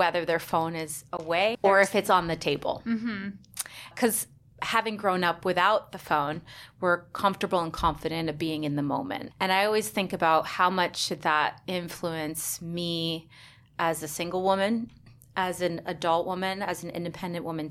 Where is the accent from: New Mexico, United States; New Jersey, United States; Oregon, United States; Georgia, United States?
New Jersey, United States; now in New York, United States; I grew up in New Jersey